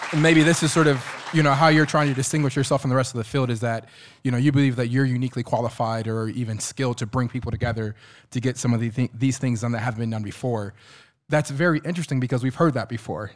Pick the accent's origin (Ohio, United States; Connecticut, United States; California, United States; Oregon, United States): Ohio, United States; Columbus; moved away as an adult; now in Iowa City, United States; I'm originally from Columbus, Ohio.